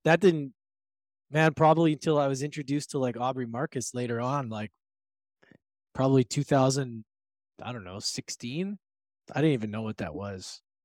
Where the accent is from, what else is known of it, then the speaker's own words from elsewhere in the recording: Edmonton, Alberta, Canada; moved away; also born or lived in Victoria / Vancouver; I was born and raised in Edmonton